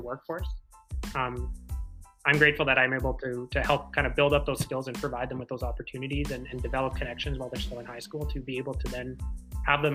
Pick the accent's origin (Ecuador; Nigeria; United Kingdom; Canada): Canada; Winnipeg, Manitoba; I grew up in Winnipeg. I still live in Winnipeg, which is the capital of Manitoba